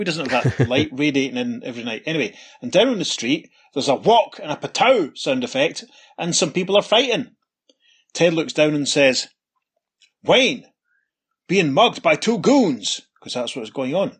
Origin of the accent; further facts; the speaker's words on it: Scotland, United Kingdom; Pete and I, being Scottish